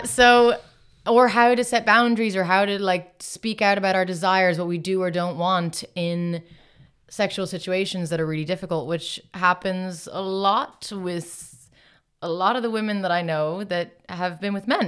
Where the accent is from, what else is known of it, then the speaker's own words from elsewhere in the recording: Ireland; moved away as an adult; also born or lived in Los Angeles, United States; grew up mostly in Ireland